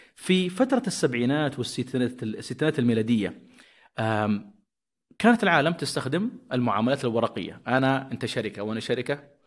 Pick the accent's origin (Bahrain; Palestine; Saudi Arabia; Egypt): Saudi Arabia; عندنا في السعودية